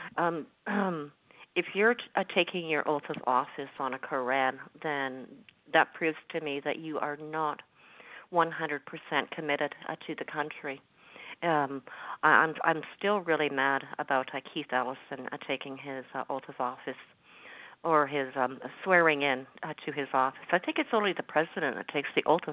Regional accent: Canada; I'm speaking as a Canadian

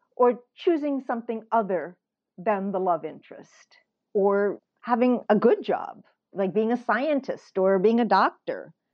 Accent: St. Louis, Missouri, United States; moved away as an adult; now in New York, United States; I grew up in the Midwest

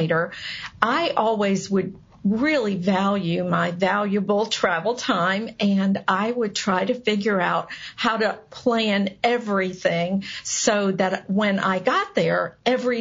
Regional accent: United States; as an American

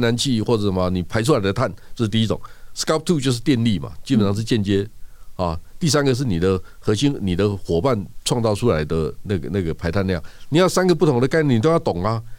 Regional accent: Toucheng, Yilan County, Taiwan; 我家老家在头城

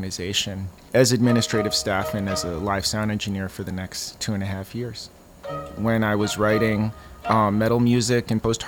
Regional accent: Minneapolis, Minnesota, United States; moved away as an adult; also born or lived in Mexico City, Mexico; I'm originally from the Twin Cities. I lived there until I was 21, although I spent a bit of time in Mexico City as well from age 10 to 12.

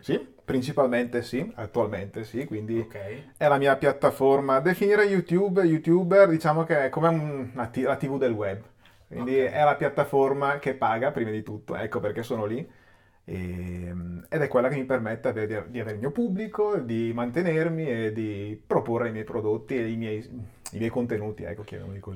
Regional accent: Chiari, Lombardy, Italy; a Chiari, okay. in provincia di Brescia, che è dove sono nato e cresciuto

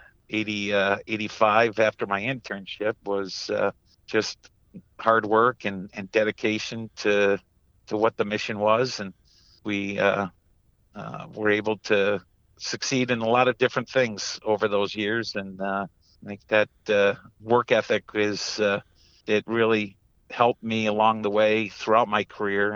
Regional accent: Hudson Falls, New York, United States; Grew up in a small town of Hudson Falls, New York, just outside of Glens Falls

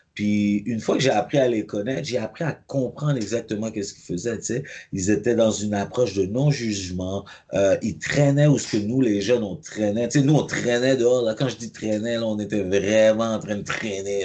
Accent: Montreal, Quebec, Canada; j'ai grandi à Pierrefonds, mais j'ai aussi grandi à Cartierville

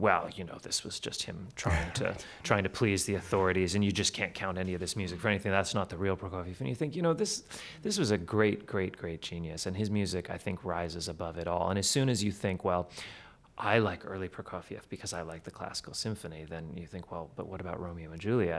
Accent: Manitoba, Canada; I'm from Manitoba, you can drive for hours and it looks exactly the same.

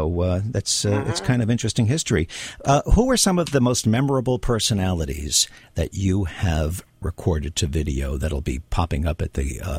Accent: the New York area, United States; I grew up in the New York area.

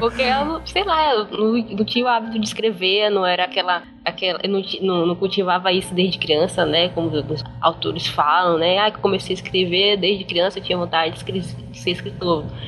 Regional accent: interior of Pará, Brazil; moved away as an adult; now in São Luís, Brazil; Eu nasci em São Luís, Maranhão, mas eu não fui criada em São Luís, eu fui criada no interior do Pará. Morei lá até uns 20 anos.

